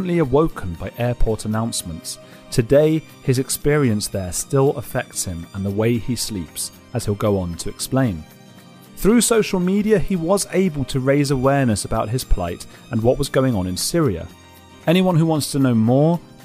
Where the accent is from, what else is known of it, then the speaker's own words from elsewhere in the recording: London, United Kingdom; I am from London